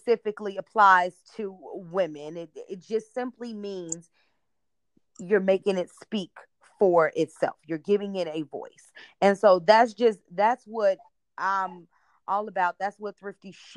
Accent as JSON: {"language": "English", "town": "Chicago", "region": "Illinois", "country": "United States", "said": "I'm from the Chicagoland area"}